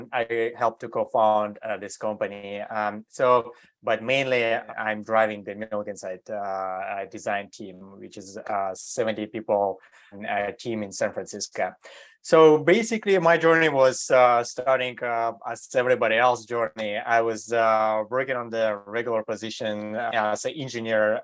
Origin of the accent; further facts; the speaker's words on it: Germany; moved away as an adult; also born or lived in Eastern Europe / Switzerland; now in United States; I grew up in Europe. So I was grew up in Germany